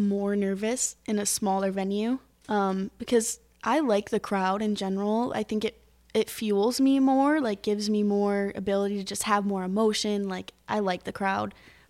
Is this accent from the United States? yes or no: yes; Michigan, United States; I grew up like right outside of Detroit, and my parents are always playing Motown and stuff.